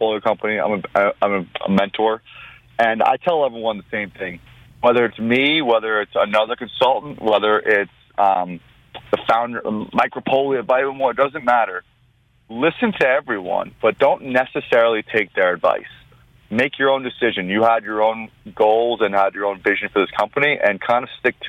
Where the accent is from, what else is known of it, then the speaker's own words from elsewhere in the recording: Long Island, New York, United States; I'm born and bred New Yorker from Long Island originally. I'm Armenian, first generation in this country.